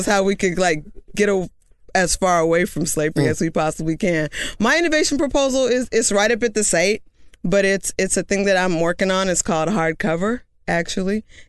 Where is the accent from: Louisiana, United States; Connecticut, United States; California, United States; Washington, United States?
California, United States; Oakland; moved away as an adult; now in Brooklyn, United States; I am in the Bay Area. I'm from Oakland.